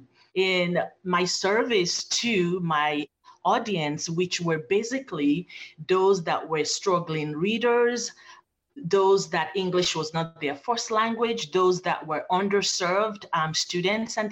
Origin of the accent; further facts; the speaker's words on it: Nigeria; moved away as an adult; also born or lived in Phoenix, Arizona; now in United States; I was born in Phoenix, Arizona, by Nigerian parents, and I grew up in Nigeria, Africa, with my paternal grandparents